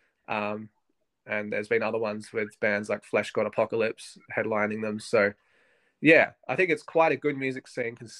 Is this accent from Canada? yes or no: no; Adelaide, South Australia, Australia; we're from Adelaide, which is a smaller kind of, it's a smallish city in Australia.